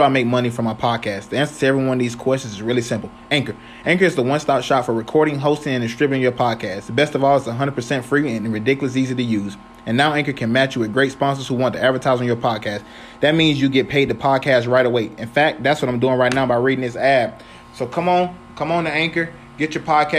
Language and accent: English; Florida, United States; I was from Florida. I'm from Florida